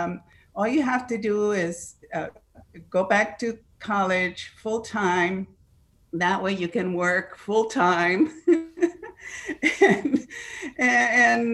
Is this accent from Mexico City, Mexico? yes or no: no; Ciudad Juárez, Chihuahua, Mexico; English is a second language; moved away as an adult; also born or lived in El Paso, Texas; now in United States; I am an English learner. I was born, raised in Juarez, Chihuahua, Mexico, and I didn't immigrate until I was 27 years old